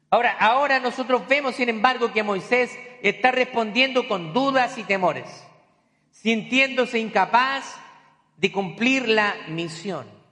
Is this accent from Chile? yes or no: yes; Chile; moved away; cuando a mí me mandaron a predicar la primera vez en mi país, allá en Chile